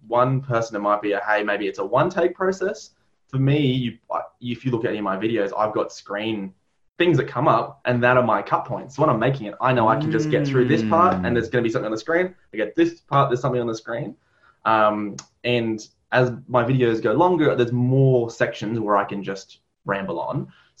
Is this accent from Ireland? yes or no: yes; Ireland; Well, I'm Irish, so there's always going to be some level of psychological elements there.